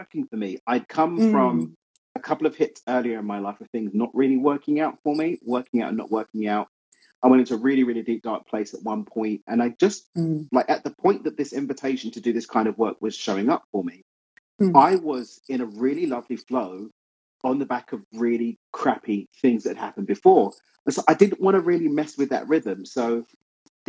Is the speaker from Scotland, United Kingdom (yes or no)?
no; London, United Kingdom; moved away as an adult; now in Cabo San Lucas, Mexico; London, born and raised in East London.